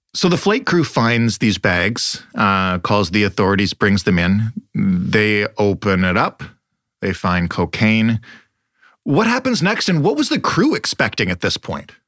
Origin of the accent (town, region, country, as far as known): Canada